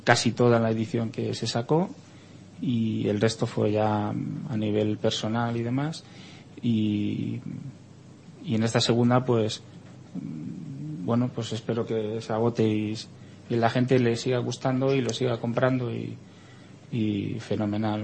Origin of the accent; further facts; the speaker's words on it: Spain; como español